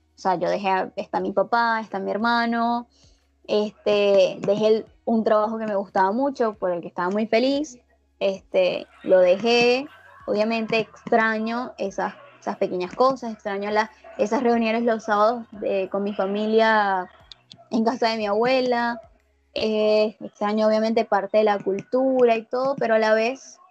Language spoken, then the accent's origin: Spanish; Venezuela; accent: Venezuelan; moved away as an adult; also born or lived in Brazil; now in Argentina; recuperé mi acento venezolano